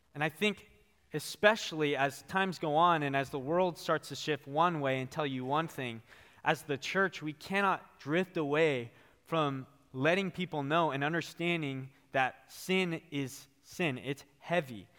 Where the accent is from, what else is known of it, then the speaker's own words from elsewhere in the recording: Bakersfield, California, United States; now in Thousand Oaks, United States; I was born and raised in Bakersfield, California.